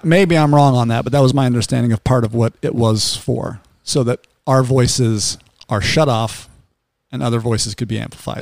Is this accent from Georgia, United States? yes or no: no; Salt Lake City, Utah, United States; I grew up in Salt Lake City